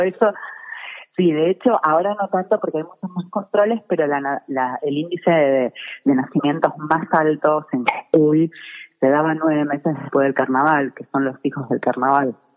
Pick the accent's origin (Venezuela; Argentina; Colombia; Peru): Argentina; Buenos Aires; moved away as an adult; now in Tilcara, Argentina; yo siendo porteña